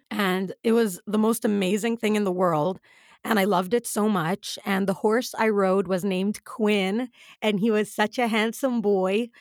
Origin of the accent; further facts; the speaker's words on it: United Arab Emirates; we grew up in the Emirates